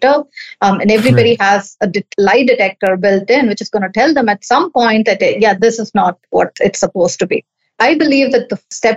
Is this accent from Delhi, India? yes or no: no; Chennai, Tamil Nadu, India; I'm from Chennai, India